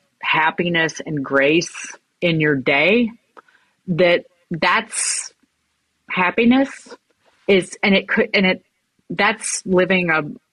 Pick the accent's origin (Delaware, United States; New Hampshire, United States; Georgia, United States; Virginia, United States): Virginia, United States; Brookneal; I grew up in it's called Brookneal, Virginia. It is in Southern Virginia.